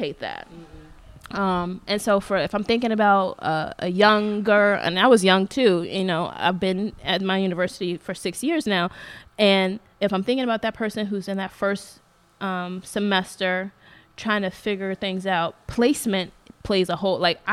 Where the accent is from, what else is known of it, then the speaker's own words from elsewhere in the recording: United States; I'm African American, I'm black, I'm, you know, born here